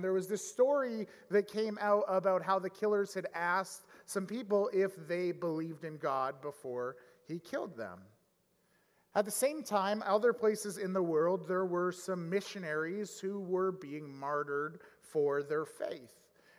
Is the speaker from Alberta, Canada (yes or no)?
yes; Edmonton, Alberta, Canada; growing up in Edmonton area in the mid-90s